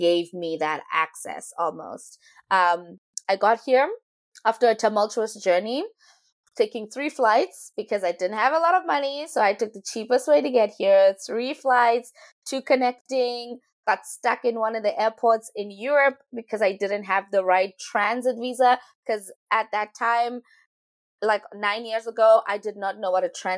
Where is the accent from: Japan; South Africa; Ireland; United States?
South Africa; Rustenburg, North West; moved away as an adult; now in Vancouver, Canada; I come from the land of Tlakung, which is inside Rustenburg, which is inside this province called the Northwest in South Africa